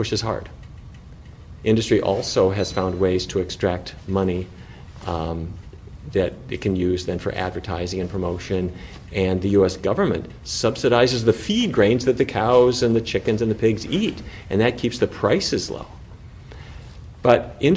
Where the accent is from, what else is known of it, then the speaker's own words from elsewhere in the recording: North Dakota, United States; the industry that I grew up with in North Dakota